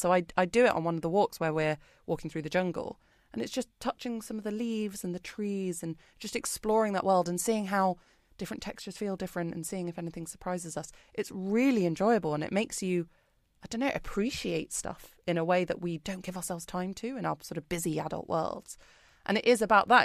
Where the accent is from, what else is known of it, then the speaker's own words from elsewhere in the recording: United Kingdom; moved away as an adult; now in Singapore; I'm British, if you can't tell from my accent